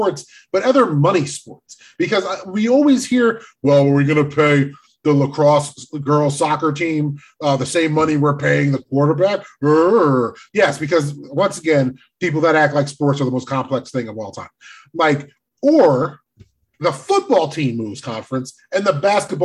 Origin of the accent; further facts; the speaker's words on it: United States; as an American that is super into sports